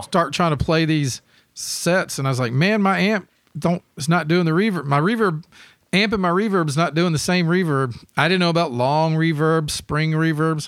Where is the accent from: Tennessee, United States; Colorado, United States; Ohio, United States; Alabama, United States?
Tennessee, United States; Memphis; growing up in Memphis